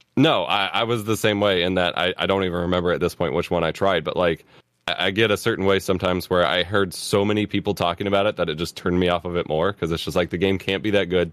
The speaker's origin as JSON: {"language": "English", "country": "United States", "said": "as an American kid"}